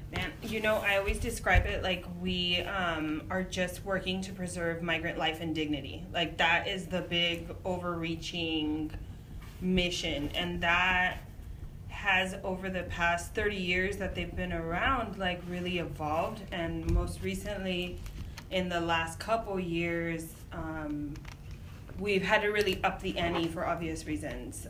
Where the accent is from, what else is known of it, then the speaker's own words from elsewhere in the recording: Imperial Valley, California, United States; I was raised on the border. I was raised in Imperial Valley